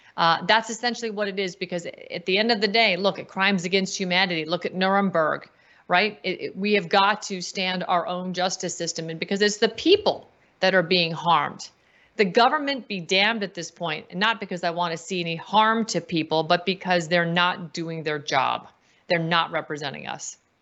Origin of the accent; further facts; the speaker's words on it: United States; I'm an American. I'm not a U S citizen anymore